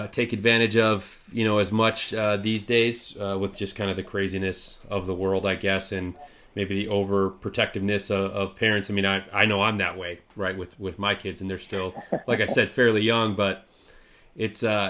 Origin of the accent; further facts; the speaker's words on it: Midwest, United States; growing up in the Midwest, especially states like Wisconsin and Michigan